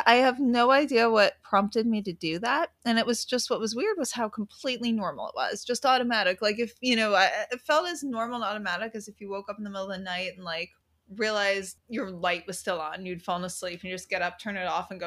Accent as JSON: {"language": "English", "region": "New York", "country": "United States", "said": "I'm from New York"}